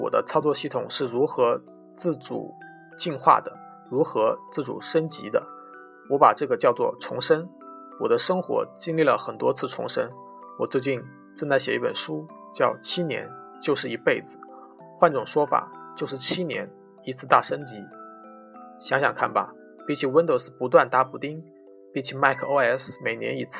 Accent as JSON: {"language": "Chinese", "region": "Northeast China", "country": "China", "tie": "born or raised there", "said": "在我们东北老家，这叫够意思。"}